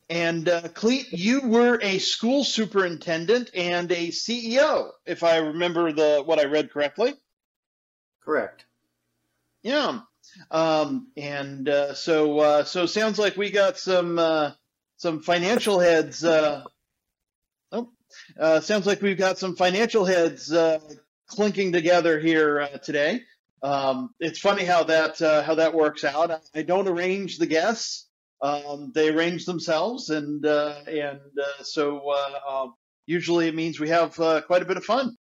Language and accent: English; Phoenix, Arizona, United States; moved away as an adult; now in Waxhaw, United States; I love Phoenix. I'm a native